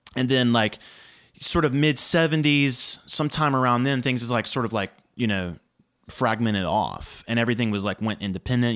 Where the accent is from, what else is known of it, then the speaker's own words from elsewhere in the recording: Nashville, Tennessee, United States; I grew up in Nashville